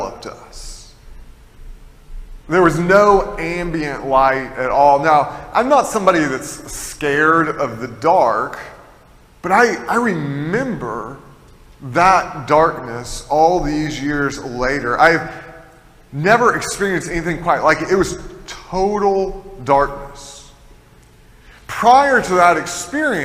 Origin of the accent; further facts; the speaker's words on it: Tennessee, United States; I'm from Tennessee, and in Tennessee, there's a lot of caves